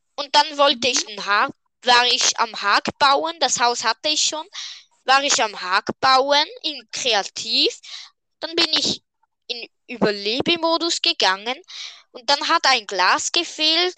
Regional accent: Switzerland; wir sind Schweizer und darum, ja, reden wir normal

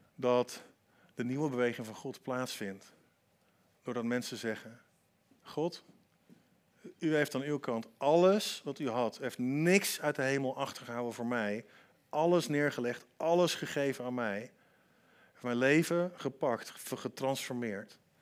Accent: Antwerp, Flanders, Belgium; ik ben in Antwerpen opgegroeid

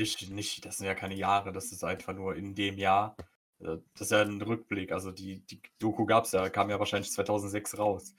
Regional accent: Germany; mehr Deutscher als Pole vom, vom bürokratischen her. Ich bin hier geboren.

